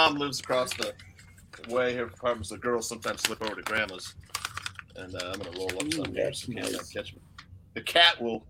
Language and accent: English; Naperville, Illinois, United States; now in Des Moines, United States; my hometown's Naperville, Illinois, but I live in Des Moines now. But I moved out here.